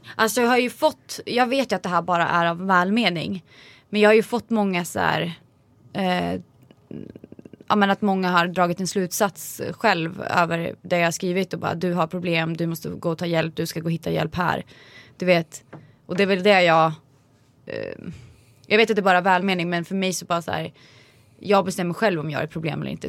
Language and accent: Swedish; Vingåker, Södermanland, Sweden; Vingåker där jag kommer ifrån